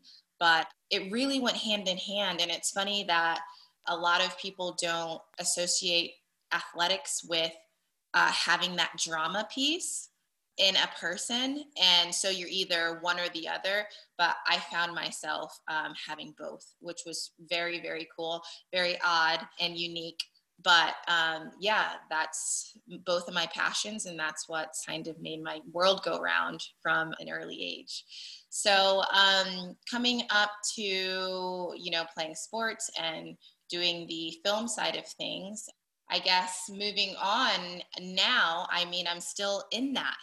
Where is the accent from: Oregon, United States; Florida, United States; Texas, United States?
Florida, United States; Daytona Beach; also born or lived in Buffalo, New York; I actually grew up in Daytona Beach / Ormond Beach, Florida